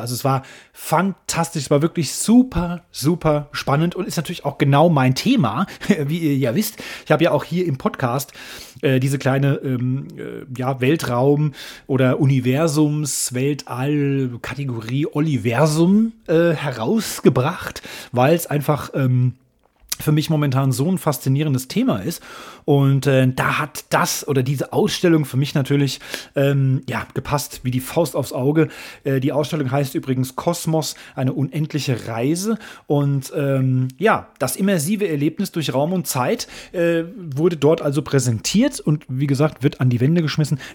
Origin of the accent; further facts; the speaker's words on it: Germany; Bayern und Hessen in meinem Heimatland